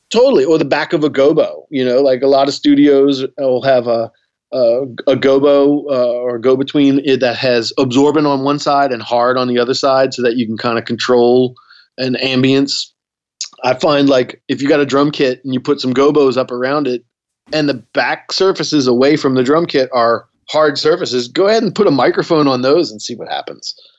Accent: New Orleans, Louisiana, United States; growing up in New Orleans

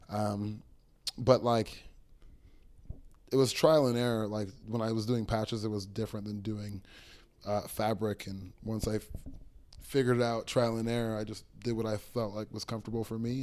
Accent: Toronto, Ontario, Canada; I got here when I was six years old

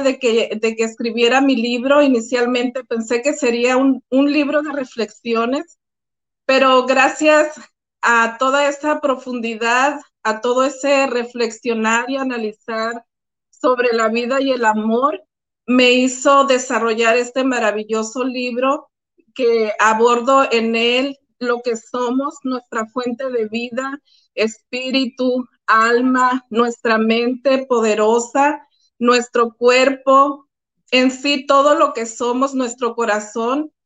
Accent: Álamos, Sonora, Mexico; Yo soy originaria de Álamo, Sonora, México, mi pueblo querido, maravilloso.

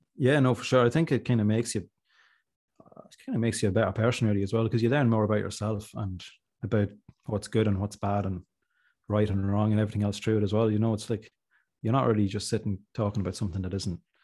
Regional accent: Monaghan, Ulster, Ireland; I'm from Monaghan

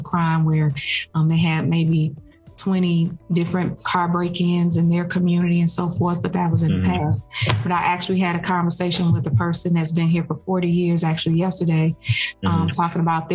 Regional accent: Detroit, Michigan, United States; now in Snellville, United States; I am from Detroit

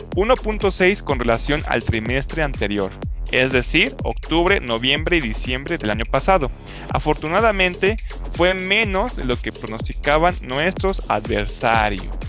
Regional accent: Mexico; como soy mexicano

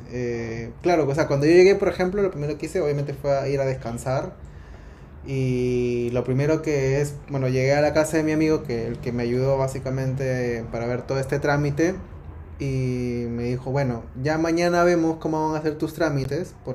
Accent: Lima, Peru; moved away as an adult; now in Uruguay

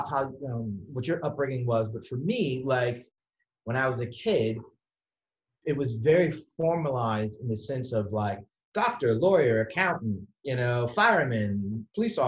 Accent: Atlanta, Georgia, United States; moved away as an adult; now in New York City, United States; I'm originally from Atlanta, Georgia, mm-hmm. and I grew up there

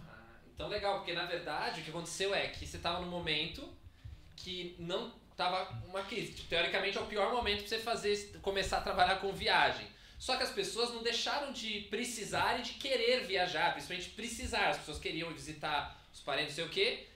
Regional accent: Brazil; now in Portugal; a nossa cultura brasileira é mil vezes mais parecida com a americana

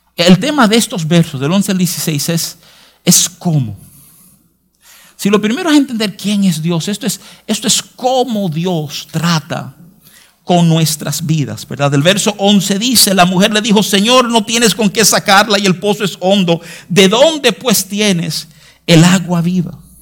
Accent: New York, United States; now in Santo Domingo, Dominican Republic; yo, me crié en Nueva York

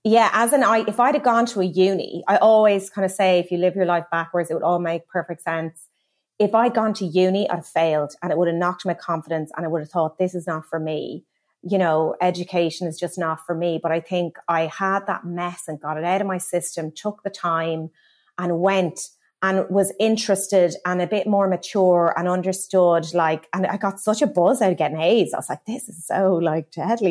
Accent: Kilkenny, Leinster, Ireland; now in London, United Kingdom; I am a little girl from Kilkenny who always loved fashion.

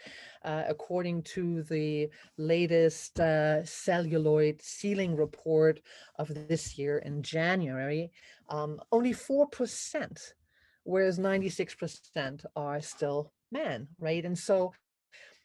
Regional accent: Germany; I grew up in Germany

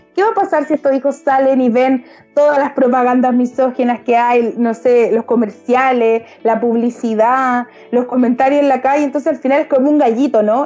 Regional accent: Valparaíso, Chile; yo soy de región, yo no soy de Santiago, yo soy de Valparaíso, porteña además

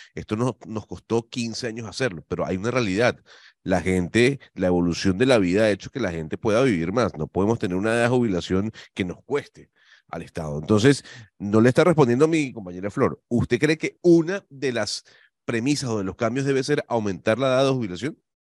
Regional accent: Venezuela; moved away as an adult; now in Panama; yo soy venezolano, eh, ya con 10 años en el país

